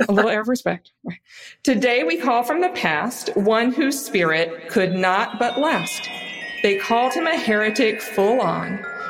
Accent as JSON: {"language": "English", "region": "the South", "country": "United States", "said": "I'm from the South, too."}